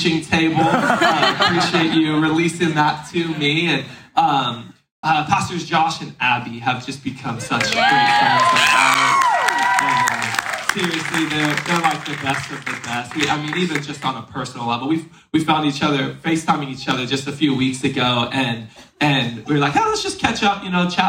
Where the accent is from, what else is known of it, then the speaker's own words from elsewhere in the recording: southern California, United States; Grew up in the southern sunny California, where we have this thing called the sun.